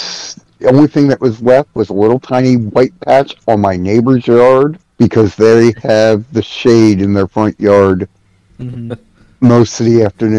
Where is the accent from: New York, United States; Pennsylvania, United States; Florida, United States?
Pennsylvania, United States; Philadelphia; now in North Carolina, United States; I'm from Philly, so trust me, I know.